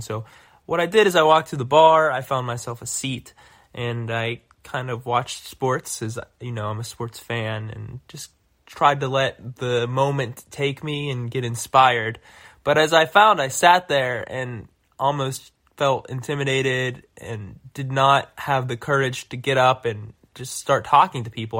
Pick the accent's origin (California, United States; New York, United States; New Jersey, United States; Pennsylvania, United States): Pennsylvania, United States; Pittsburgh; now in Chicago, United States; I'm originally from Pittsburgh